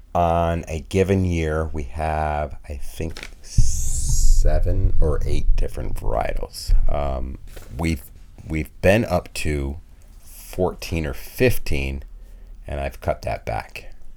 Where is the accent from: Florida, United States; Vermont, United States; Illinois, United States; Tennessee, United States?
Vermont, United States; also born or lived in New York; And I was born in New York, but grew up mostly in Vermont.